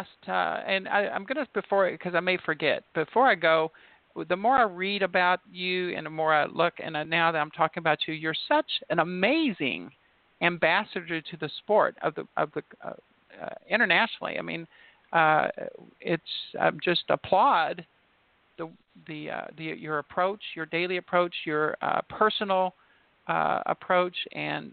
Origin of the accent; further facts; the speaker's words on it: Indiana, United States; I'm not really a Louisville. I'm from Indiana